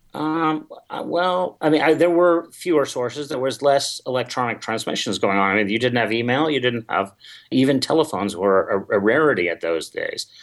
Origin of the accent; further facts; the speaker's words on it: Sacramento, California, United States; also born or lived in Seattle, Washington; I grew up in California, not far from you. I grew up, I was born in Sacramento